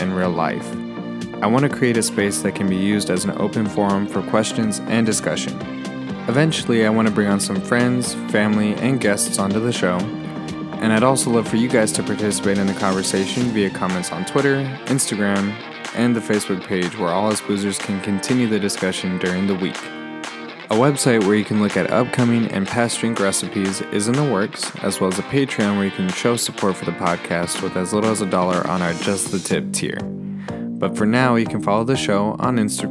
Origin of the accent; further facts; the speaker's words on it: San Antonio, Texas, United States; I'm from San Antonio, which is basically a big, small town, but I love it